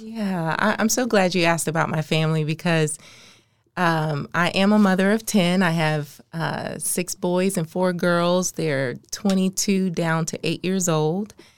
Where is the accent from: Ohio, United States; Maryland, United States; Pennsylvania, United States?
Maryland, United States; moved away as an adult; now in Oklahoma City, United States; I'm from the East Coast, the, the D M V. I was raised in Maryland